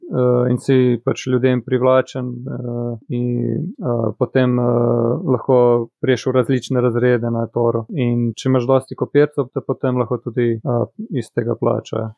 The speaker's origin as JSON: {"language": "Slovenian", "town": "Cerknica", "country": "Slovenia", "also_born_or_lived": "Postojna", "said": "sem iz Cerknice, star sem 31 let, hodil sem pač na gimnazijo v Postojni"}